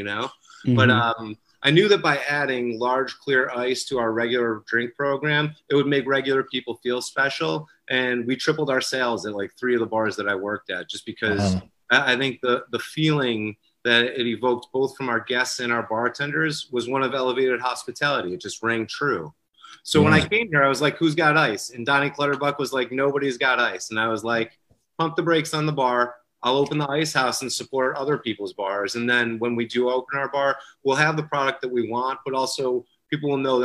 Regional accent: Rochester, New York, United States; also born or lived in Los Angeles; I grew up here in Rochester, and when I was 22, I left for Los Angeles

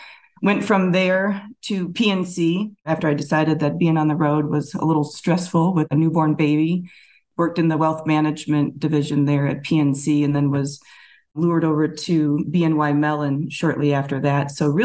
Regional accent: Burton, Ohio, United States; also born or lived in Chagrin Falls, Ohio / Atlanta, Georgia; So Cleveland native, born and raised, grew up in Geauga County out in Burton, Ohio. Moved to the Chagrin Falls area when I was in high school. And have enjoyed Northeast Ohio for most of my life. Did spend some time down in Atlanta after undergrad

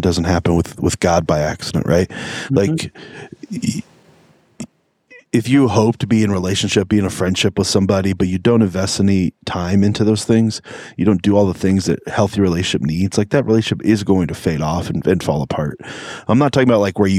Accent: United States; We're American people

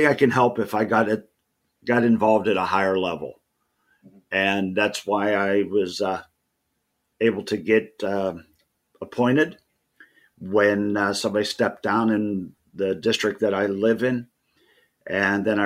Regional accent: Sewickley, Pennsylvania, United States; also born or lived in Beaver County, Pennsylvania; I was born in Swickley, and I've lived in Beaver County outside of the college years and, you know, local, you know, growing up places here and there. But I reside in Hopewell now, and I have for the last 30 years

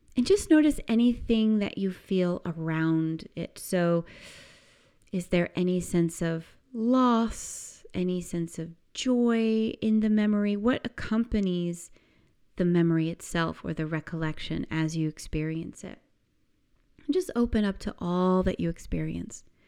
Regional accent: United States; I remember summer growing up in the United States as this amazing time of just endless freedom

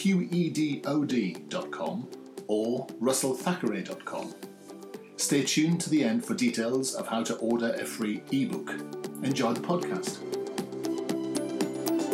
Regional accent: Newcastle upon Tyne, North East England, United Kingdom; accent: posh Geordie; I'm what they call a posh Geordie over here

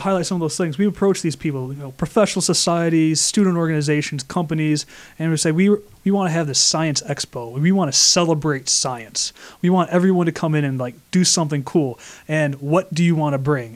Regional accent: Flint, Michigan, United States; now in Rochester, United States; I'm from Flint, Michigan

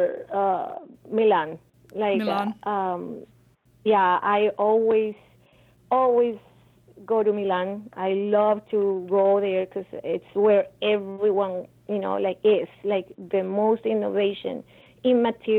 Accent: Cali, Valle del Cauca, Colombia; moved away; as a child growing up in Santiago de Cali, which is my city, born in Colombia

